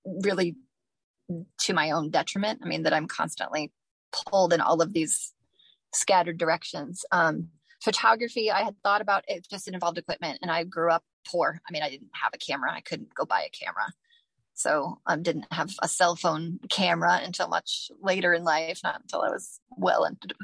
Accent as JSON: {"language": "English", "town": "Toledo", "region": "Ohio", "country": "United States", "tie": "born or raised there", "lives_now": "Findlay, United States", "said": "When I was young, I mean, I lived most of my life in Toledo, went to college there, became a part of the writing community in Toledo"}